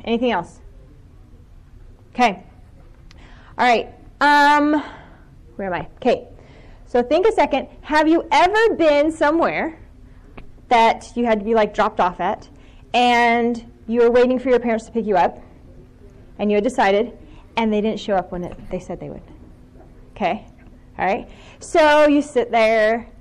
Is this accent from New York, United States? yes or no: no; Ohio, United States; I'm from Ohio